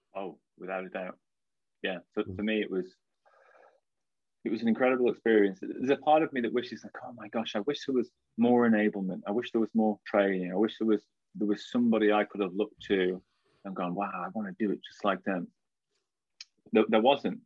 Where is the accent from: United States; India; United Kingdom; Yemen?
United Kingdom; Blackpool, North West England; also born or lived in Liverpool; I grew up in Blackpool, and for anyone that doesn't know, that's the northwest of England